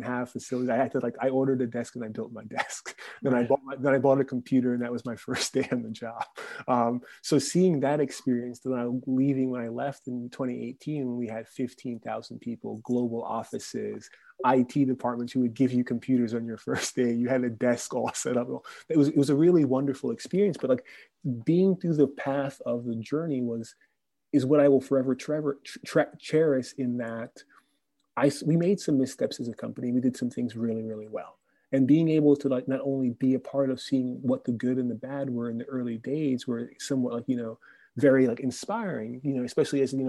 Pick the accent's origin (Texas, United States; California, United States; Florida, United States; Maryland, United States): Florida, United States; Orlando; moved away; I grew up in Orlando